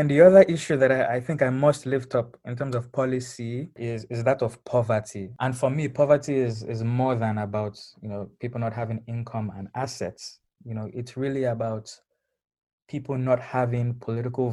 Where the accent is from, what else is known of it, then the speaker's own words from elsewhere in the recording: Lagos, Nigeria; moved away; growing up in Lagos